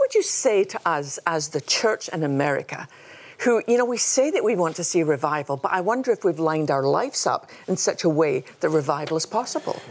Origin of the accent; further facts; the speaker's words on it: Scotland, United Kingdom; now in United States; I come from Scotland